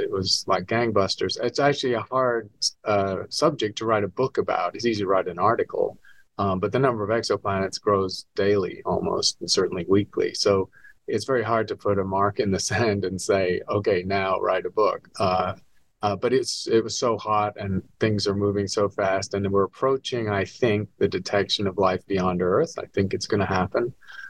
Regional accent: England, United Kingdom; moved away as an adult; also born or lived in Edinburgh / London / New York; now in Arizona, United States; I'm a Scot. I was born in Edinburgh, raised in England and London and New York, and eventually moved to the States because there are not many stars visible in Britain.

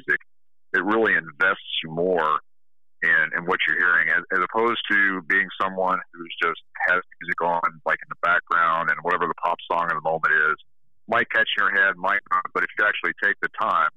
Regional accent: Denver, Colorado, United States; moved away as an adult; also born or lived in Southern California; I grew up in the Denver area

